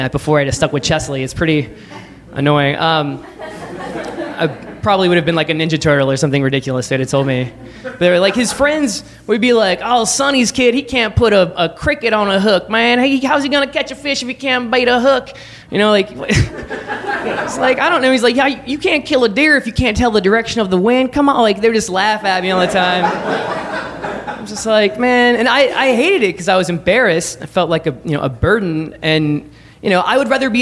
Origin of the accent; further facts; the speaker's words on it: Baton Rouge, Louisiana, United States; now in New York City, United States; I grew up in Baton Rouge, Louisiana